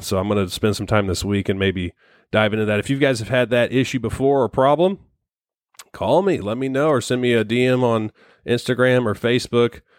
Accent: Missouri, United States; we're from Missouri

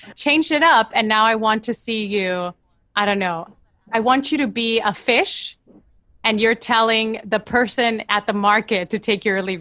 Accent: Argentina; moved away; I'm from Argentina

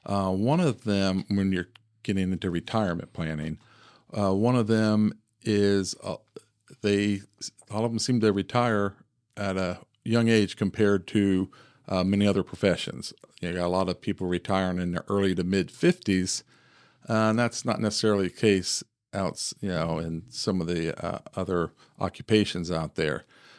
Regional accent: Ohio, United States; I grew up here in Central Ohio, graduated from Heath High School.

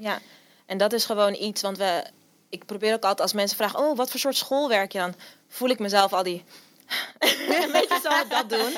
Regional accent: Amsterdam, North Holland, Netherlands; ik kom uit Amsterdam.

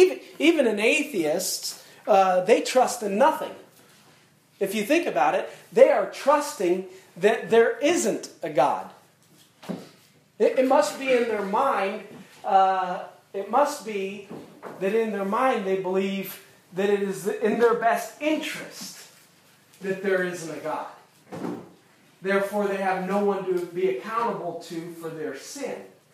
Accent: United States; born there; I was born in America, and I have freedom to do these sort of things

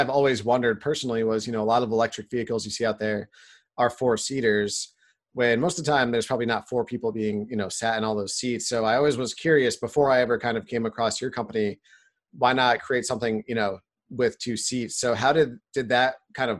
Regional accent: New York, United States; now in San Diego, United States; I grew up in New York, which is a pretty progressive state

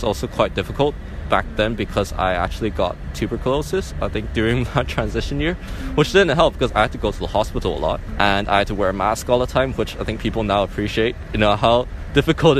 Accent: Hong Kong; from Hong Kong and I grew up here, but my mom is from Taiwan

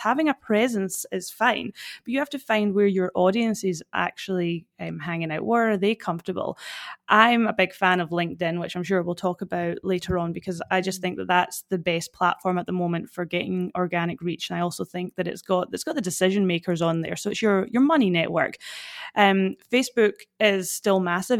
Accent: Fort William, Scotland, United Kingdom; accent: Scottish; moved away as an adult; now in Perth, Australia; I'm originally from Fort William in Scotland. That's where this, this awesome accent comes from

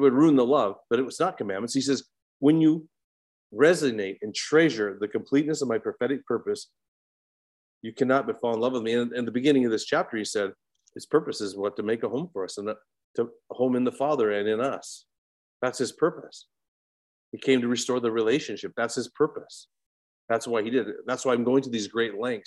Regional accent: Williston, North Dakota, United States; I'm from Williston, North Dakota, which is an oil town.

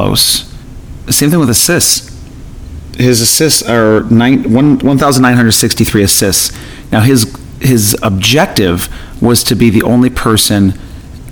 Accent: Buffalo, New York, United States; I grew up in or near Buffalo, New York, and we played a lot of hockey

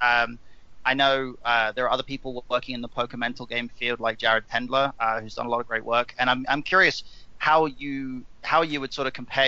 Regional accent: England, United Kingdom; I'm an Englishman

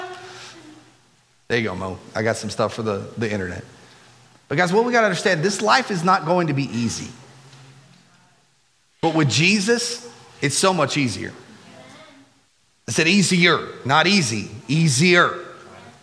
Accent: United States; we as Americans

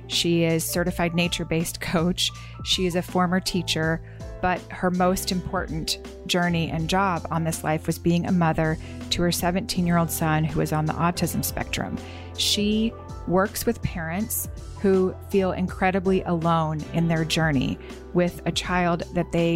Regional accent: Arkansas, United States; I grew up in Arkansas

